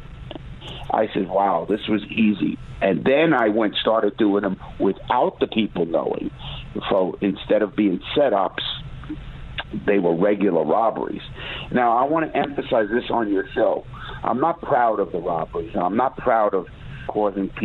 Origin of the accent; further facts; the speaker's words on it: New York City, New York, United States; I grew up in the Bronx. In Brooklyn, New York, and in New York City